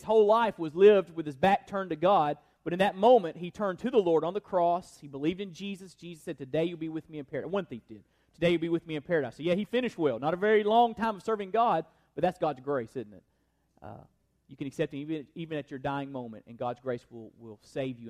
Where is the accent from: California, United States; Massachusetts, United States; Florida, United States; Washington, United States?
Florida, United States; Perry; moved away; we were in my hometown of Perry, Florida